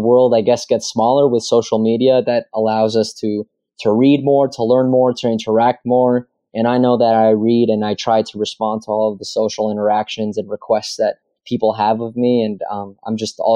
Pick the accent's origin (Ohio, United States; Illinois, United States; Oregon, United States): Oregon, United States; Cornelius; my hometown in Cornelius, where I grew up